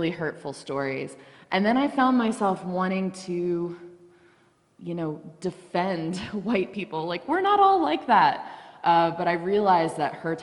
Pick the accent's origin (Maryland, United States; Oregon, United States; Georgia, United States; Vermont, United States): Maryland, United States; Baltimore; moved away as an adult; also born or lived in Reisterstown, Maryland; now in Garrett County, United States; I'm from Baltimore. I grew up in a predominantly white area